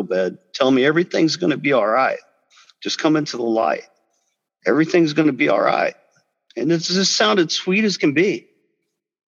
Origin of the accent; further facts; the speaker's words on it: Biloxi, Mississippi, United States; I was born in Biloxi, Mississippi.